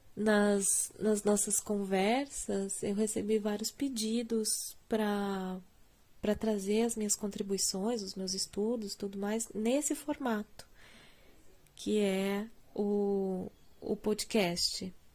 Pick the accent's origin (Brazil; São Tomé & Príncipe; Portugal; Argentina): Brazil; Curitiba, Paraná; eu sou curitibana